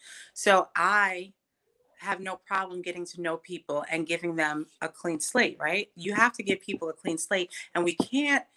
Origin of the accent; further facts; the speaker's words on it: New York City, New York, United States; I'm born and raised on Staten Island, New York